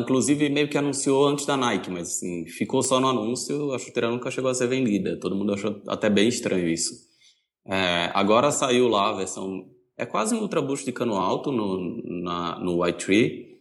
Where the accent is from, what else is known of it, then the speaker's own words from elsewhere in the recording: Recife, Pernambuco, Brazil; moved away as an adult; now in São Paulo, Brazil; Eu sou de Recife